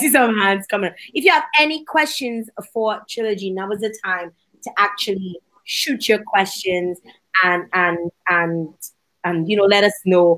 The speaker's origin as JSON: {"language": "English", "country": "Dominica", "said": "I'm from Dominica"}